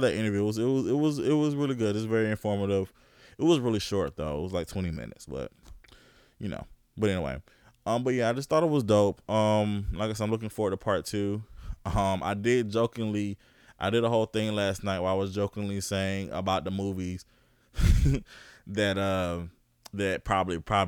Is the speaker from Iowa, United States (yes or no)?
no; Augusta, Georgia, United States; I was born in Georgia. I was born in Augusta